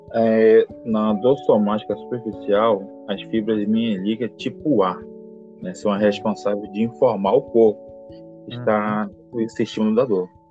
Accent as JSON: {"language": "Portuguese", "town": "Manaus", "region": "Amazonas", "country": "Brazil", "tie": "born or raised there", "moved": "as an adult", "said": "sou natural de Manaus, Amazonas"}